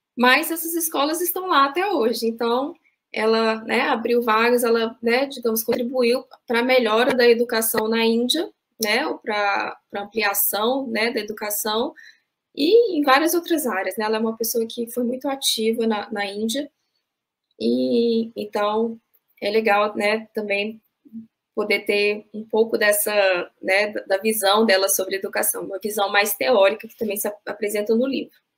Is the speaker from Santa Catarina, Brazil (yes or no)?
no; Brasília, Federal District, Brazil; moved away; Sou de Brasília, frequentava muito a livraria que tem lá na sede da sociedade